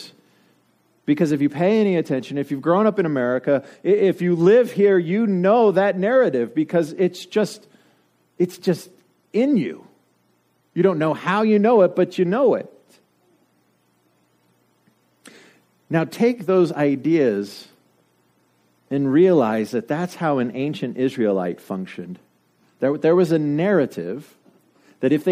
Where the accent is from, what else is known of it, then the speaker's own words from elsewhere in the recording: Denver, Colorado, United States; moved away; I grew up in Denver